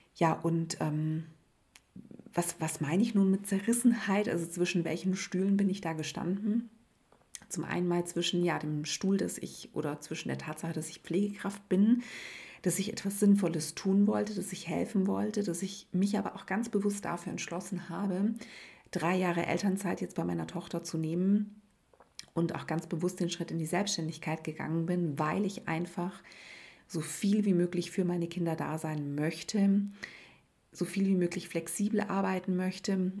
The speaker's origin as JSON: {"language": "German", "region": "Swabia", "country": "Germany", "said": "bei uns in Schwaben"}